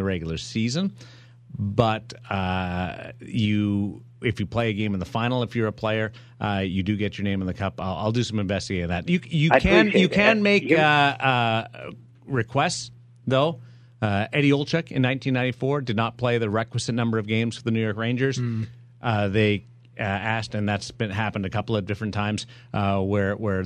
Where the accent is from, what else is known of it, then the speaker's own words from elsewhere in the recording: Brandon, Manitoba, Canada; moved away; I grew up with in Brandon